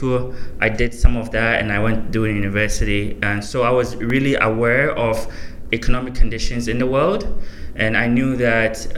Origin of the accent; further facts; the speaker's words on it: Ghana; also born or lived in Hamilton, Canada; now in Toronto, Canada; I'm from Ghana originally. That's where I was born, and I've been living in Toronto for about 7 years before I was in Hamilton, go to school at McMaster.